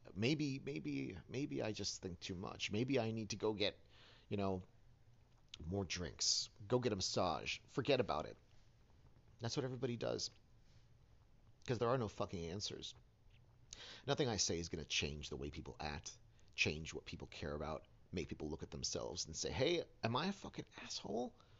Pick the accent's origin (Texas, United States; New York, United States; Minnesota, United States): New York, United States; New York City; I grew up in Hell's Kitchen, New York City